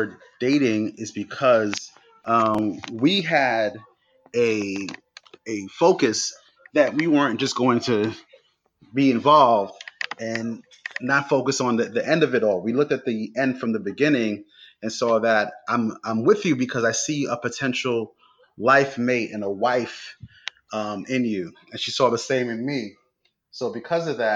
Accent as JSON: {"language": "English", "town": "New York City", "region": "New York", "country": "United States", "tie": "born or raised there", "said": "Growing up in New York, I was going to school in Brooklyn"}